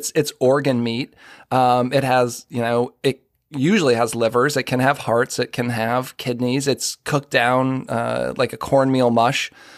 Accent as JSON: {"language": "English", "town": "Boston", "region": "Massachusetts", "country": "United States", "tie": "born or raised there", "said": "I'm a white guy who grew up in the Boston area"}